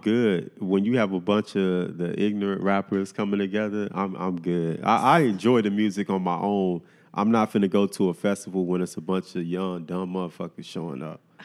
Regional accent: Miami, Florida, United States; I grew up in Miami

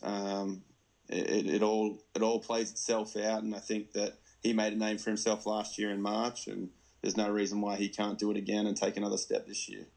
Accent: Melbourne, Victoria, Australia; moved away as an adult; now in United States; I grew up in the Melbourne Tigers locker room

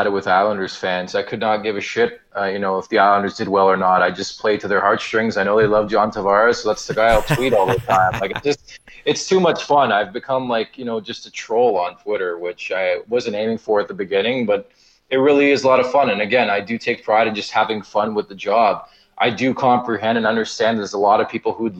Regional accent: Montreal, Quebec, Canada; I was born in Montreal.

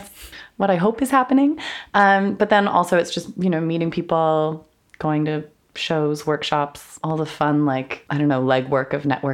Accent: Toronto, Ontario, Canada; moved away as an adult; now in London, United Kingdom; I'm from Toronto, grew up, born and raised there, and then moved here 2 years ago to do my master's degree in classical acting at Lambda.

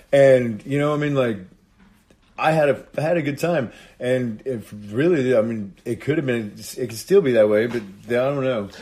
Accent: Indiana, United States; moved away as an adult; now in Panama City Beach, United States; I'm originally from Indiana, um, and I moved to Panama City Beach about seven years ago.

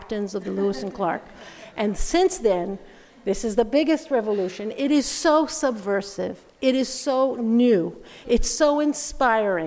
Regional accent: Jerusalem, Jerusalem District, Israel; moved away as an adult; also born or lived in United States; I'm an Israeli. I was born in Jerusalem.

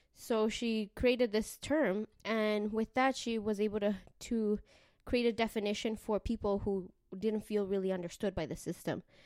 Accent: Canada; also born or lived in Mexico; I was, uh, raised in Canada, but I was born in Mexico and my family is from El Salvador

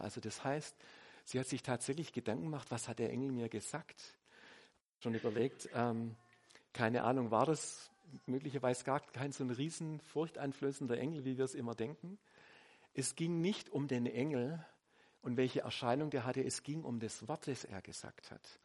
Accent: Swabia, Germany; ich bin Schwabe

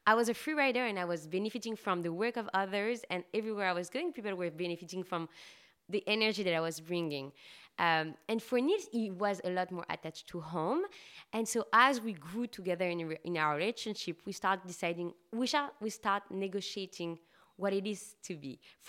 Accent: Paris, Île-de-France, France; In France, in Paris.

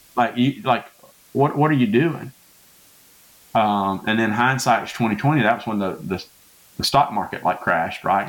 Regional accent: Louisiana, United States; moved away; also born or lived in Hazlehurst, Mississippi; I'm from Louisiana. That's where mm-hmm. I was born.

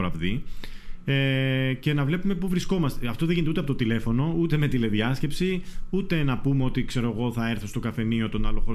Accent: Mesotopos, North Aegean, Greece; από το χωριό μου, από το Μεσότοπο

